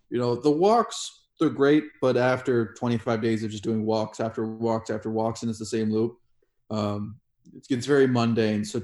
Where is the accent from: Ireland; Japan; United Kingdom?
Japan; also born or lived in Kenya / Germany / Turkey; now in Estonia; I grew up in Japan, uh, Kenya, uh, Germany. Uh, I spent the last three years of high school in Turkey